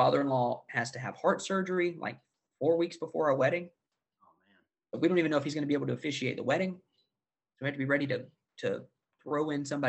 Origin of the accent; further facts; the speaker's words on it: the South, United States; As a Christian, growing up in the South